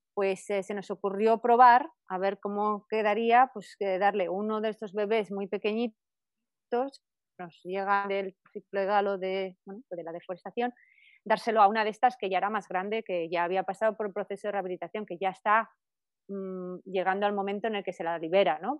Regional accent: Spain; moved away; allí en España, muy cerca de mi pueblo

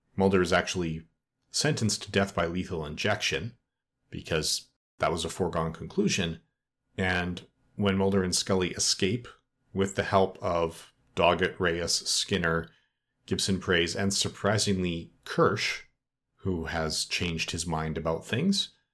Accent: Edmonton, Alberta, Canada; my hometown of Edmonton, Alberta, Canada, where I still live today.

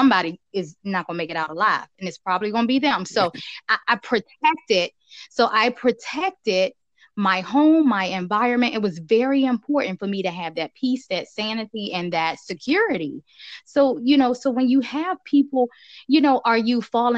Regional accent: Washington, District of Columbia, United States; also born or lived in Virginia; me growing up in Southeast DC

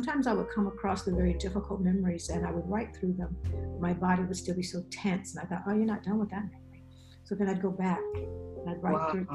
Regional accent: rural South, Alabama, United States; also born or lived in Atlanta, Georgia; now in Upstate New York, United States; I'm from the South, rural South.

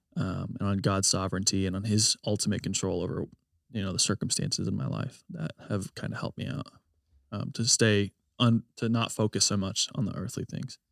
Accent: United States; I love being an American

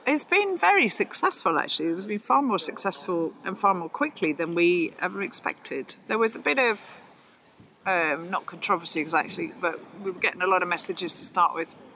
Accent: Glasgow, Scotland, United Kingdom; also born or lived in Spain; now in Oxford, United Kingdom; I'm from Glasgow originally

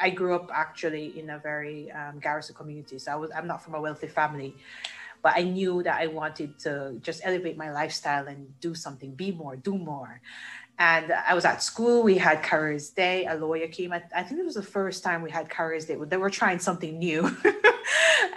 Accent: Jamaica; I grew up in Jamaica, that's where I'm from.

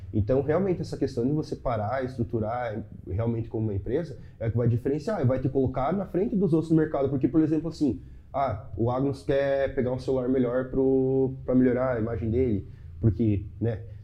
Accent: Chapecó, Santa Catarina, Brazil; eu sou de Chapecó. Uhum. Sou de Chapecó, uma cidade de 200 mil habitantes

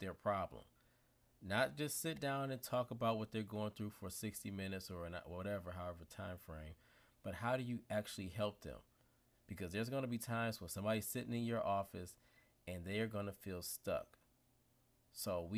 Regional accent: Detroit, Michigan, United States; I'm from Detroit

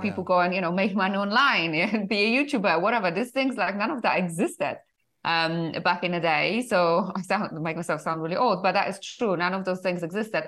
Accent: Poland; English is a second language; moved away as an adult; also born or lived in United Kingdom; originally I'm from Poland.

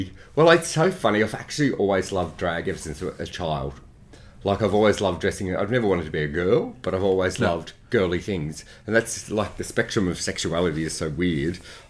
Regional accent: Granville, New South Wales, Australia; Oh, Western Suburbs of Sydney, Granville.

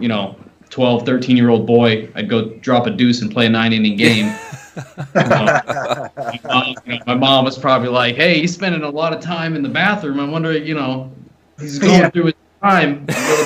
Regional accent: New Hampshire, United States; moved away; I'm not from too far away. I'm from New Hampshire

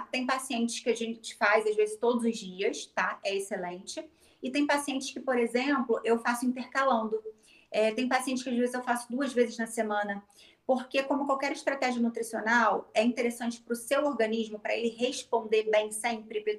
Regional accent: Niterói, Rio de Janeiro, Brazil; Sim, sou de Niterói, né? Mas é só atravessar a ponte.

